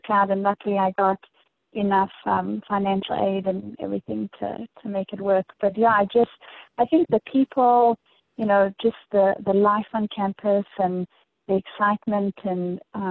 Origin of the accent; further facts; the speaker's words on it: Dallas, Texas, United States; moved away as an adult; also born or lived in Johannesburg, South Africa; now in St. Louis, United States; my immediate family immigrated to Dallas, Texas, where I guess grew up through high school.